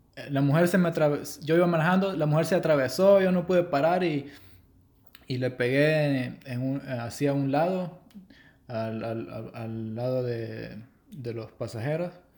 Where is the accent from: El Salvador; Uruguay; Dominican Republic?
El Salvador; soy de El Salvador.